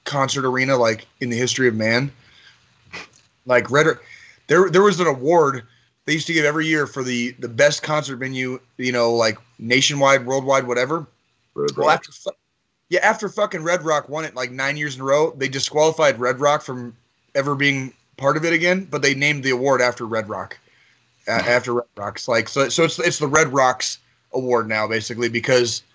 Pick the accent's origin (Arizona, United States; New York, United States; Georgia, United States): Arizona, United States; Tucson; moved away as an adult; also born or lived in Kansas City; I was born in Kansas City, but I spent 25 of my first 29 years in Tucson, Arizona